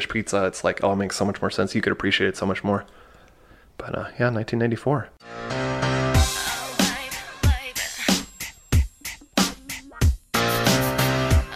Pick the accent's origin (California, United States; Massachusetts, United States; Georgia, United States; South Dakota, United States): California, United States; Anaheim; I was born in Anaheim